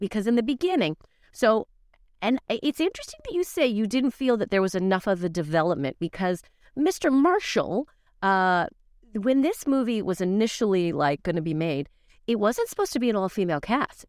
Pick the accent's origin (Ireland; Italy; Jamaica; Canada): Canada; Calgary, Alberta; now in United Kingdom; I was in my home city of Calgary